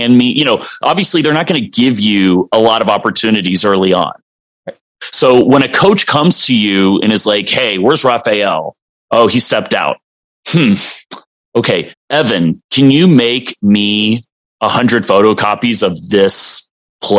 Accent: Dallas, Texas, United States; also born or lived in Colorado; I grew up in Dallas

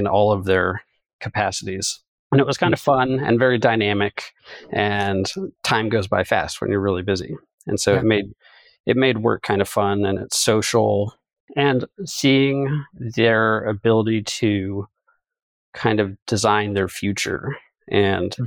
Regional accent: Connecticut, United States; I'm actually from Connecticut, but as you well know, have some roots in Ohio.

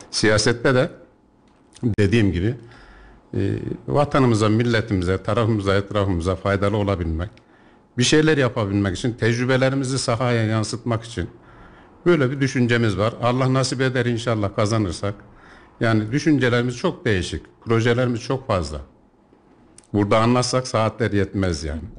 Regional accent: Yeşilhisar, Kayseri Province, Turkey; Doğuma büyüme Yeşilhisarlıyım. Kayseri'ye ufak tefek geliş gidişlerim olmuştur ama Yeşilhisar'dan irtibatımı hiç kesmedim.

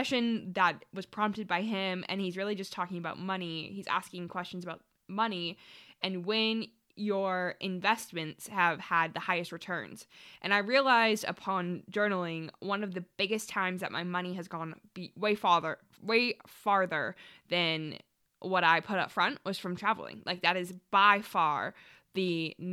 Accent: Canada; I grew up in Canada and I never really lived anywhere else until I was 20 years old

